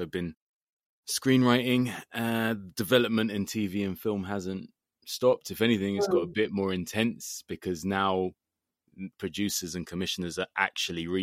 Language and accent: English; London, United Kingdom; as a Londoner